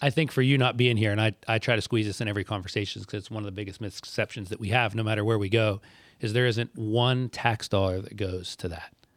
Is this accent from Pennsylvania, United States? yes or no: yes; West Middlesex, Pennsylvania, United States; I'm from West Middlesex